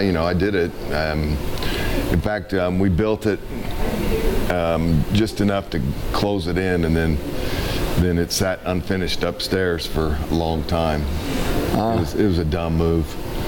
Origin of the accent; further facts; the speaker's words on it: Indianapolis, Indiana, United States; I'm right here in Indy. Grew up on the west side.